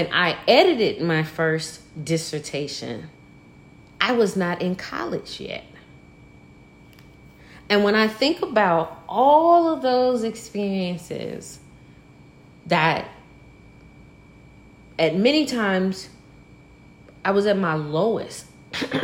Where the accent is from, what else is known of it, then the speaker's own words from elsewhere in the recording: Mississippi Delta, United States; Born and bred in the heart of the Mississippi Delta